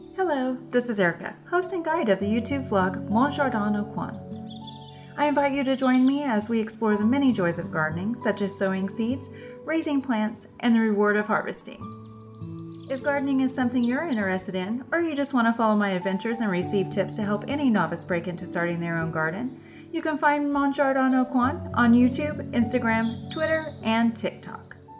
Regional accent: London, United Kingdom; also born or lived in India; I was uh, born in India um, mm-hmm. and I came over to London uh, when I was a baby.

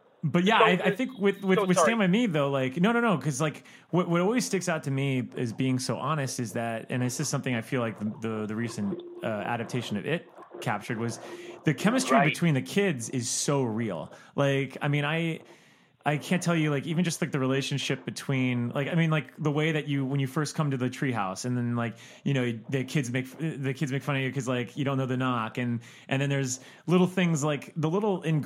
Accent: South Florida, United States; I'm from South Florida

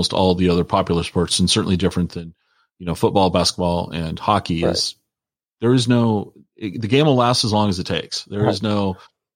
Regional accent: Tacoma, Washington, United States; now in Wenatchee, United States; as a kid, I grew up in Tacoma.

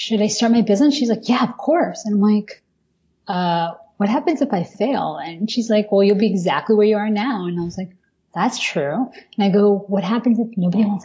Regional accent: Miami, Florida, United States; moved away as an adult; also born or lived in Wellesley; now in New York, United States; when I was growing up in Miami

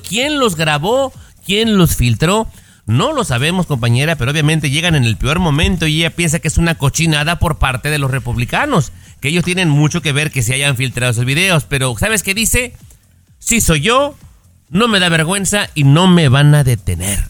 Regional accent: Mexico; somos ambos mexicanos

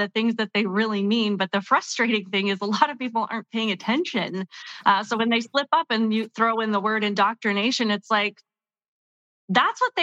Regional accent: Canada; now in United States; I actually grew up in Canada.

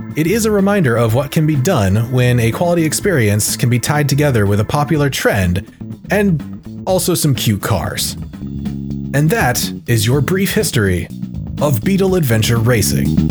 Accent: Maine, United States; my hometown in Maine

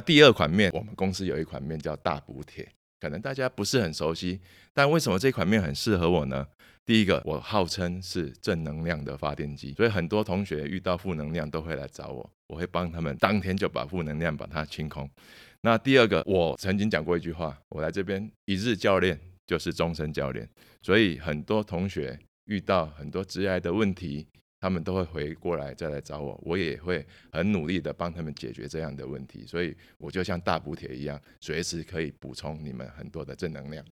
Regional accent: Taiwan; 从小就在娱乐界长大

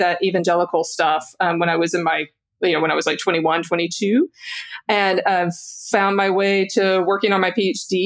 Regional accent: Louisiana, United States; I grew up mainline Protestant in the South, in Louisiana.

